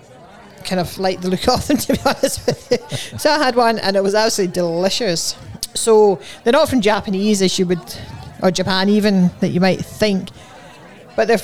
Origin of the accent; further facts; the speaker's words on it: Scotland, United Kingdom; we're from Scotland